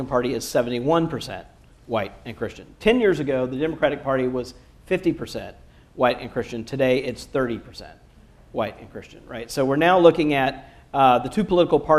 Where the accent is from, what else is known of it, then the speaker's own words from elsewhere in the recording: Jackson, Mississippi, United States; moved away; My family from five generations back is from Macon, Georgia, but I grew up in Jackson, Mississippi